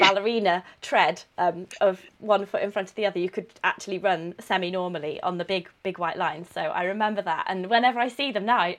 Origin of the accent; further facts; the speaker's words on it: Coventry, West Midlands, United Kingdom; because I'm from Coventry